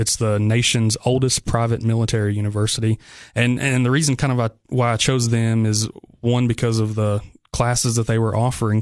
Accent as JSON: {"language": "English", "town": "Spencer", "region": "Tennessee", "country": "United States", "tie": "born or raised there", "also_born_or_lived": "McMinnville, Tennessee / Sparta, Tennessee", "said": "I'm from the Upper Cumberland"}